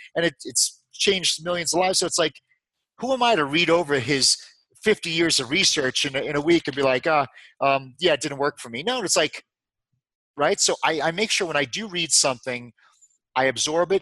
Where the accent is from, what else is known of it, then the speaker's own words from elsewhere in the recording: New York, United States; moved away as an adult; also born or lived in Dallas, Texas / Houston, Texas; I'm from New York